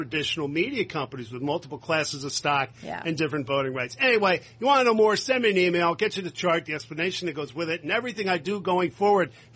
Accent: New Jersey, United States; in my home state and yours, Carol, New Jersey

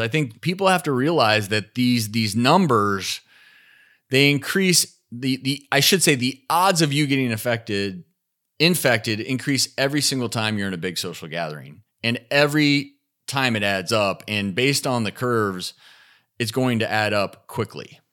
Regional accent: Nashville, Tennessee, United States; my hometown of Nashville

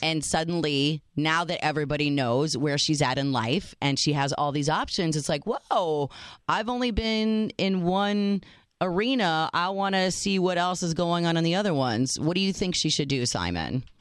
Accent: United States; I am the American

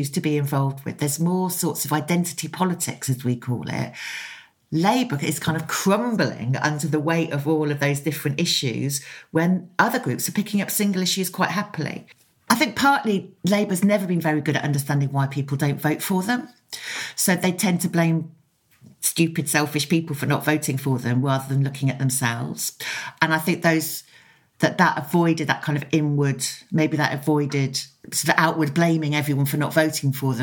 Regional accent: Oxford, South East England, United Kingdom; I grew up in Oxford, which is just near to Upper Heyford and Greenham Common.

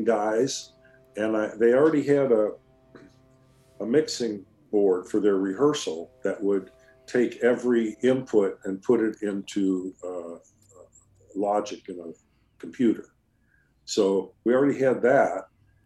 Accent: California, United States; I'm Californian

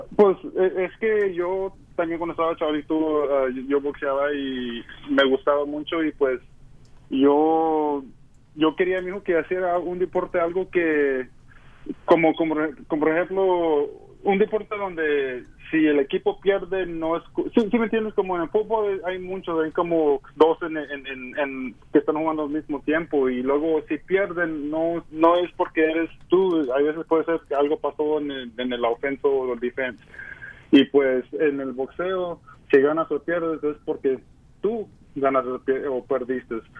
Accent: Houston, Texas, United States; Yo soy de aquí de Texas, de Houston.

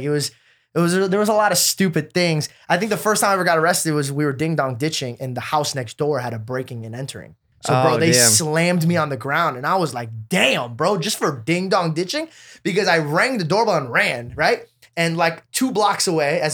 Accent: Scottsdale, Arizona, United States; I grew up in Scottsdale, Arizona

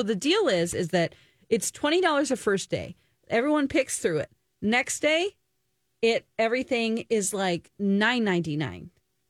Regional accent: the Ozarks, United States; accent: Ozarks; My Ozarks accent.

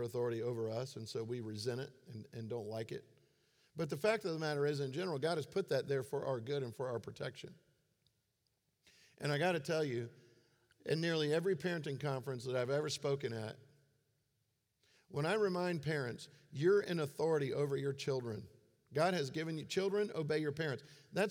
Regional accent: Florida, United States; I grew up in Florida

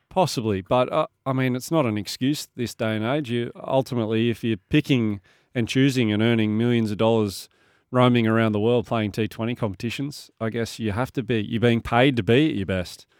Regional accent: Bathurst, New South Wales, Australia; now in Sydney, Australia; I grew up in Bathurst, and, uh, when I finished school when I was seventeen years old, I moved to Sydney.

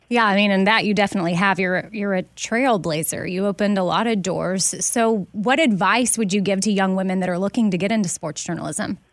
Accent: Austin, Texas, United States; I was born and raised in Austin

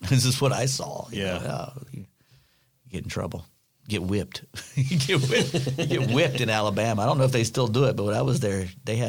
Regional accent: Germany; now in United States; I loved it. I really did. I mean, you know, the whole time you're there, you're thinking, oh, I want to go back to the States because they have better candy. But then you realize, boy, I was eating the best candy in the world.

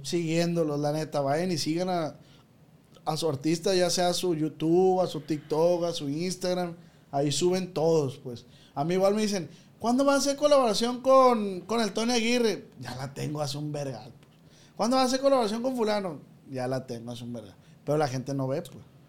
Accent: Michoacán, Mexico; mi estado Michoacán

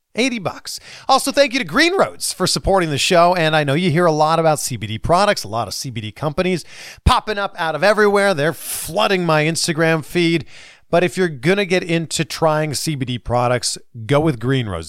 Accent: Pickering, Ontario, Canada; I'm from Pickering

